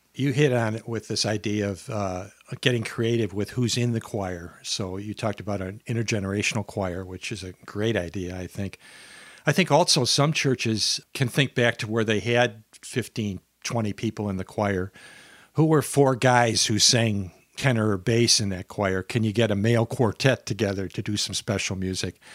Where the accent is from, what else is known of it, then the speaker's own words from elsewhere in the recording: Minnesota, United States; I'm from Minnesota here in the southern half of Minnesota.